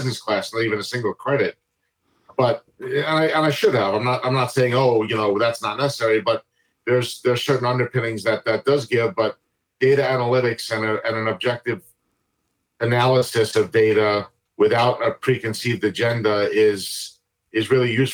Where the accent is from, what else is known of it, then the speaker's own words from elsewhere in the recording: New Jersey, New York metropolitan area, United States; now in Maryland, United States; I'm originally from the New York, New Jersey, tri-state area. I live in Maryland for the latest half of my life